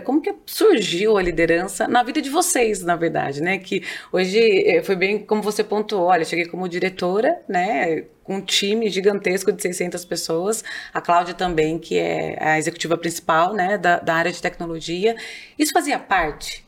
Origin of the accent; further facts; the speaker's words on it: Campinas, São Paulo, Brazil; accent: interior paulista R; vou puxar o R o tempo todo, porque eu sou de Campinas, né? Então, tô aqui do interior